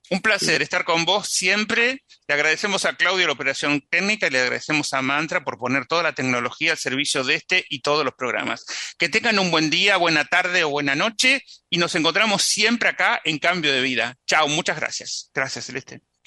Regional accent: San Antonio de Areco, Buenos Aires Province, Argentina; San Antonio de Areco, donde yo nací

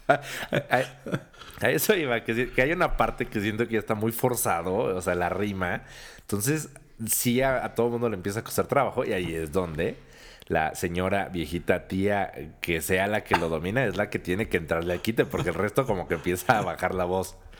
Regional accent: Mexico; los mexicanos

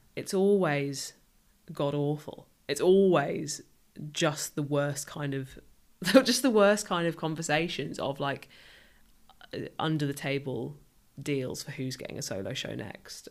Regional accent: rural Northamptonshire, East Midlands, United Kingdom; moved away as an adult; also born or lived in London; now in Southampton, United Kingdom; I grew up somewhere, uh, super rural

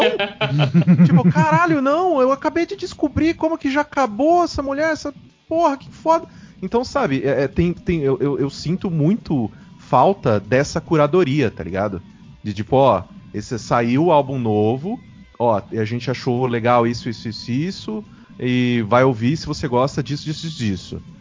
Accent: Mococa, São Paulo, Brazil; eu sou de Mococa

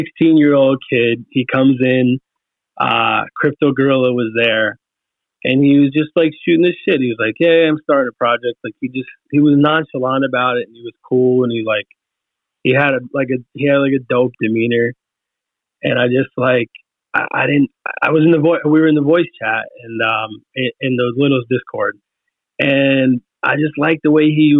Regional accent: New York, United States; I'm from New York. I have a certain work ethic. I worked in New York City

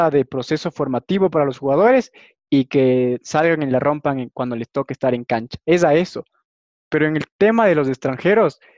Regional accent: Ecuador; yo soy ecuatoriano y si quieres para irme a tu ciudad me tienes que dar un departamento

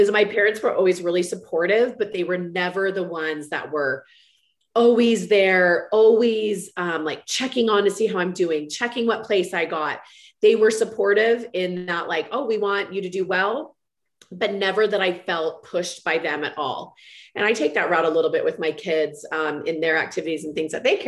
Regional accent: Walnut Creek, California, United States; I grew up in Walnut Creek, California, which is kind of East Bay of San Francisco

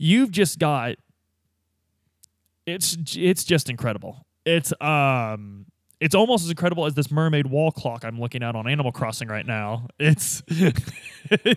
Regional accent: United States

